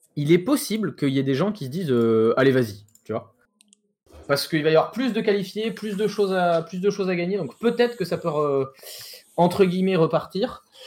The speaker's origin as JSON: {"language": "French", "country": "France", "said": "on est français"}